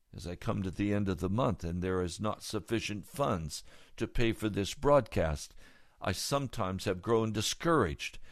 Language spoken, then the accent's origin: English; United States; I'm an American